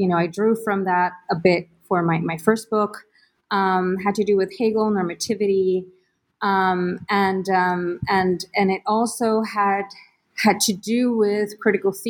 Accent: Mayagüez, Puerto Rico; I grew up in Mayagüez, Puerto Rico, and stayed for college in my hometown at the University of Puerto Rico in Mayagüez

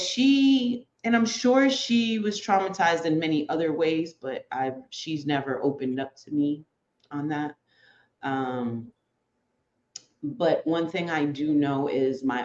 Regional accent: Boston, Massachusetts, United States; also born or lived in New York; I was a first generation Dominican New Yorker, but I was raised in Boston

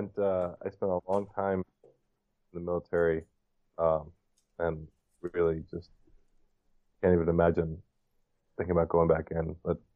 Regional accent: New York City, New York, United States; now in Wisconsin, United States; I'm from New York City.

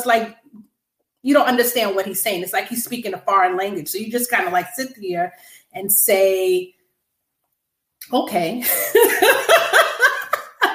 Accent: Long Island, New York, United States; also born or lived in Brooklyn, New York; I was born in Brooklyn, New York. My family moved to Long Island when I was 5.

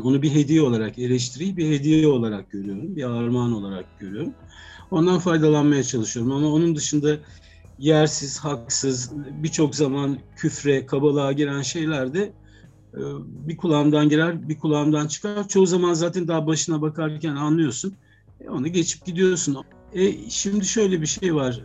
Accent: Ankara, Turkey; 70'li yıllarda çok küçükken Ankara'da e, Zengin Mutfağı'nı seyretmiştim.

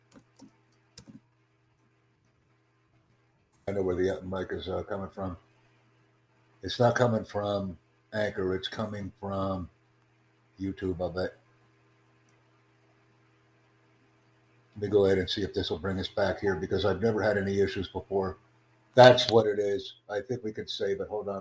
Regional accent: New York City, New York, United States; I'm from New York City.

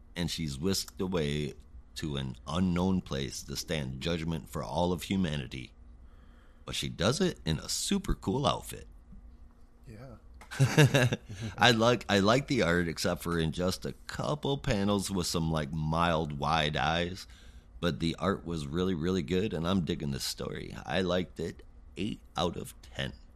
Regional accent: Michigan, United States; I grew up in Michigan

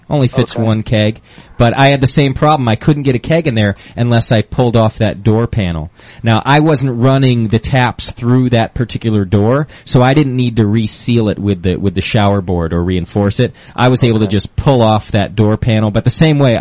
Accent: Southern California, United States; now in Northern California, United States; I grew up just on the other side of them mountains

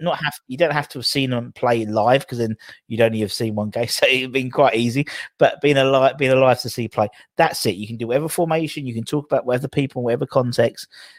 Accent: London, United Kingdom; accent: Cockney; for some reason I became more Cockney because they always thought I was from Australia, and so I became even more Danny Dyer.

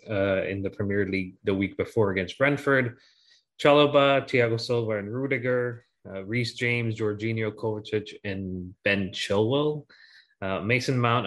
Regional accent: Ghana; now in Connecticut, United States; Jackie and I were growing up in Ghana

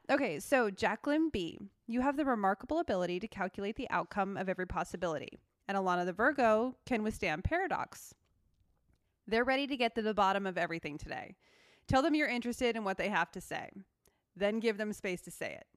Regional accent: Seattle, Washington, United States; moved away; I'm from Seattle

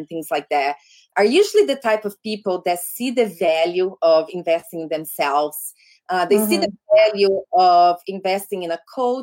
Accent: Brazil; English is a second language; now in United States; my home state in Brazil. So we're like, we grew up not too far away from one another

